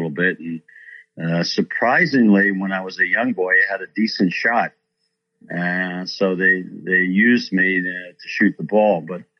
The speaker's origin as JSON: {"language": "English", "town": "Philadelphia", "region": "Pennsylvania", "country": "United States", "tie": "born or raised there", "moved": "yes", "said": "I grew up in South Philadelphia"}